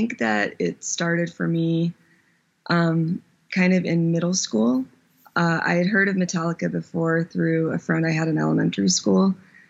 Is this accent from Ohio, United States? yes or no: yes; Ohio, United States; born there; also born or lived in Germany / Virginia / Texas; So middle school was in Texas, and those were probably the worst years of my life. And then before that was Virginia. Before that was Germany for 8 years, 7 or 8 years. I was born in Ohio.